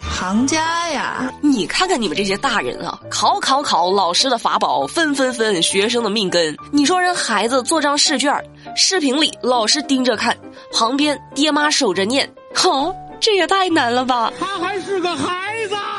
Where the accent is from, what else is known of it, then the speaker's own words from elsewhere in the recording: China; 作为一个中国人